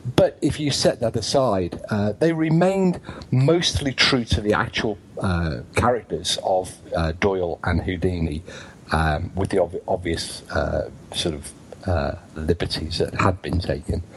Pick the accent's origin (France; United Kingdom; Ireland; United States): United Kingdom